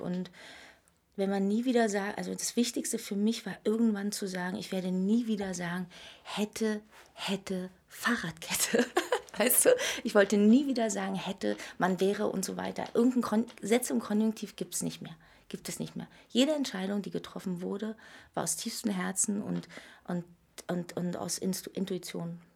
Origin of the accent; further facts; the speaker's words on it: Berlin, Germany; ich bin in der DDR geboren, in Pankow übrigens, und äh, habe hier viele Jahre gelebt